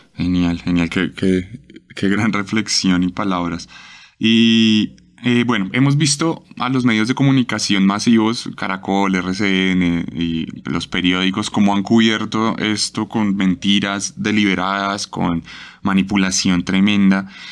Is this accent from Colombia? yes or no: yes; Colombia; mi país